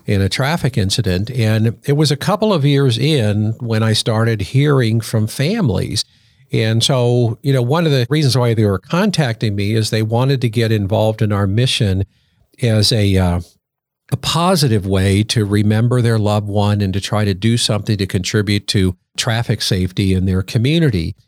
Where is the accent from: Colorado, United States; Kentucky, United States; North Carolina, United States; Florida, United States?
Colorado, United States; Colorado Springs; moved away; I grew up in Colorado Springs